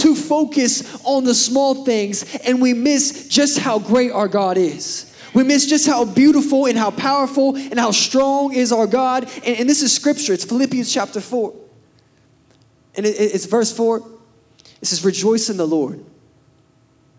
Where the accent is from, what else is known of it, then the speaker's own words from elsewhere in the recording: Pryor, Oklahoma, United States; moved away as an adult; also born or lived in Birmingham, Alabama; I grew up in Pryor.